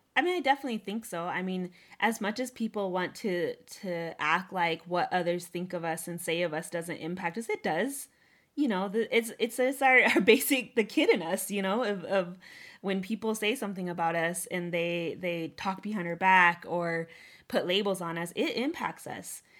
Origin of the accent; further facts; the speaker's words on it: Northern Cheyenne, United States; also born or lived in Oglala Lakota; as a Native woman, as a Oglala woman, as a Northern Cheyenne woman